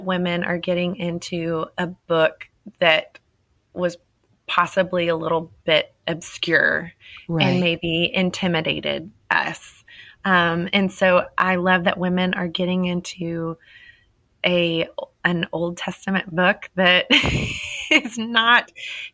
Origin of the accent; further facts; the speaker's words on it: Texas, United States; I love being a Texan because we have this Texan pride